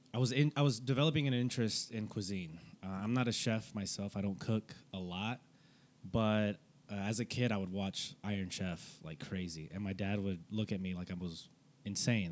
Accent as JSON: {"language": "English", "town": "Fort Worth", "region": "Texas", "country": "United States", "tie": "born or raised there"}